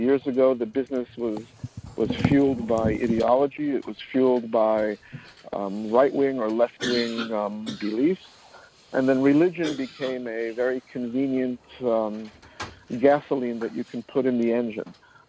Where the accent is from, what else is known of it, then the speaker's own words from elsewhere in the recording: New York City, New York, United States; also born or lived in Middle East; I'm born and bred in New York City. My parents were escaped the Holocaust and made it to Palestine before it was Israel. And from Israel, they came here. And I spent quite a bit of years in the Middle East.